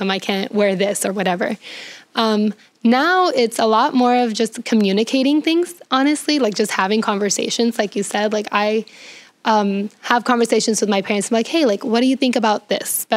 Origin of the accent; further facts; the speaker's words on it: San Diego, California, United States; because I was growing up in San Diego, so it's a very liberal culture.